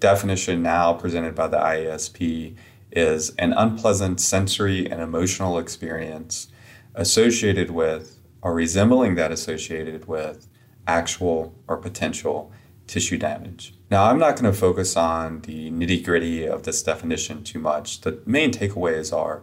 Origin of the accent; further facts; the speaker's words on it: upstate South Carolina, United States; I'm from South Carolina, kind of a very rural area in upstate South Carolina